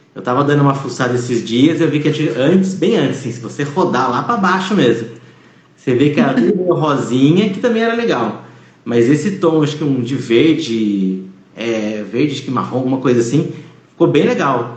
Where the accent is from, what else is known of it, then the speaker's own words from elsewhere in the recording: Campinas, São Paulo, Brazil; eu sou de Campinas, mas aqui do lado fica Valinhos